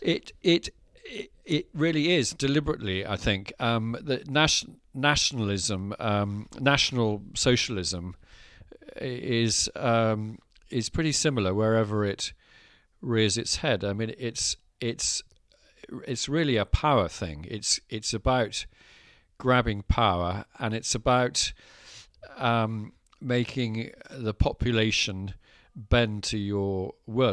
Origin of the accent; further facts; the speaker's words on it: Scotland, United Kingdom; growing up in Scotland.